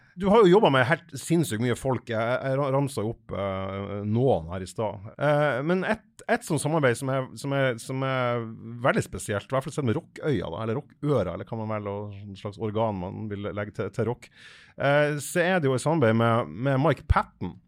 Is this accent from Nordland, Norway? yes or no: yes; Fauske, Nordland, Norway; jeg er fra Fauske i Nordland